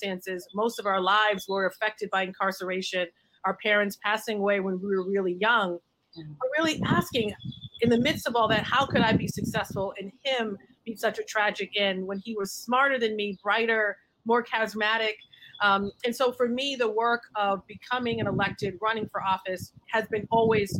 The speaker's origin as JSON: {"language": "English", "town": "Boston", "region": "Massachusetts", "country": "United States", "tie": "born or raised there", "said": "I grew up on Mass Ave."}